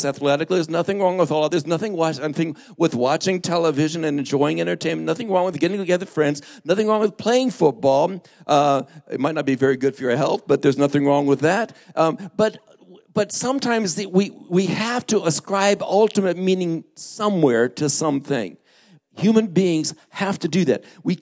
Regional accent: Lake Havasu City, Arizona, United States; moved away; where I grew up in Lake Havasu

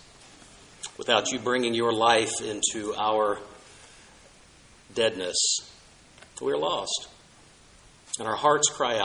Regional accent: Southwest, United States; as a child growing up in the Southwest

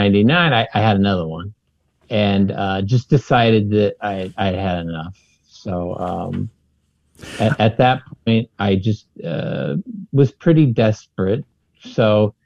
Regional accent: San Francisco Bay Area, California, United States; I grew up here in the San Francisco Bay Area.

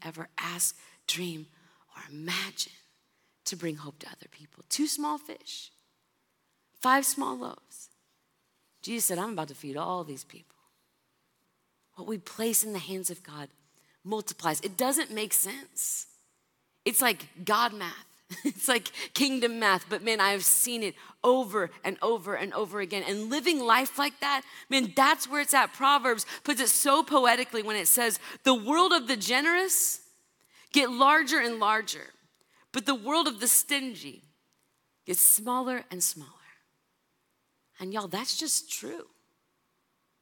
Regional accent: California, United States; also born or lived in Kentucky; I'm from California.

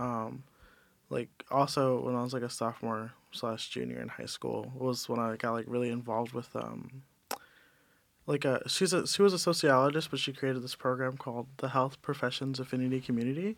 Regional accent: Cleveland, Ohio, United States; moved away; also born or lived in New York; I'm from Cleveland, Ohio, uh, but I grew up in New York for some time

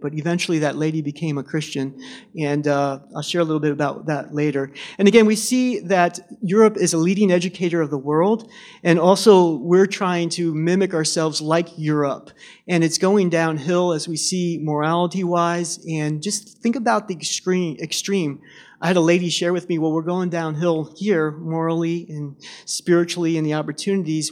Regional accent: Reading, Pennsylvania, United States; moved away as an adult; also born or lived in France; I grew up in Reading, Pennsylvania, and I grew up in a unsaved family.

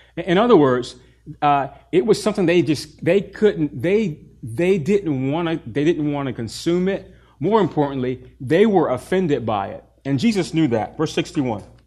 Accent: the South, United States; I grew up in the South

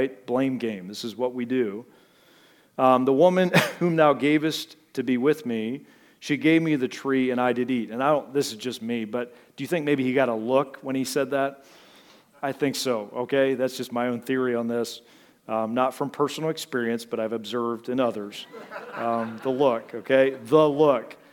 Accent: United States; I'm from America.

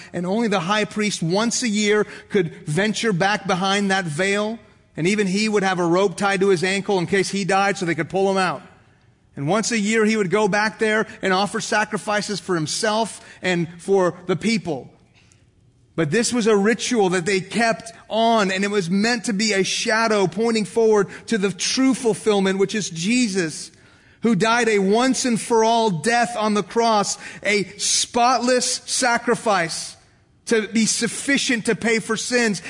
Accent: United States; also born or lived in Dallas, Texas; I am a Christian before I am an American

